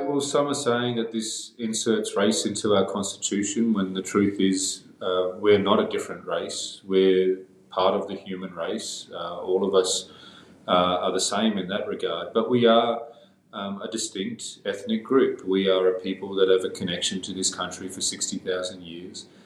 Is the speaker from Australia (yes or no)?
yes; Darwin, Northern Territory, Australia; I, I grew up on Larrakia country in Darwin. That's where I live and uh, continue to live.